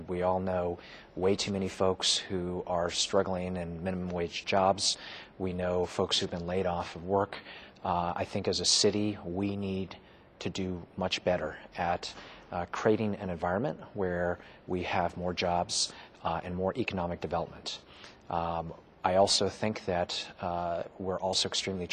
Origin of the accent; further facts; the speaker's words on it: Boston, Massachusetts, United States; moved away; I grew up in the Boston area, and lived in different parts of Boston, went to a Catholic high school in Dorchester